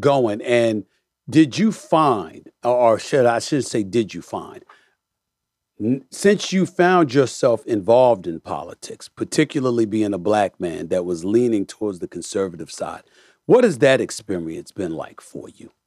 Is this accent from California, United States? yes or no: no; New York City, New York, United States; also born or lived in Bronx; I was born in the Bronx and raised in Hollis, Queens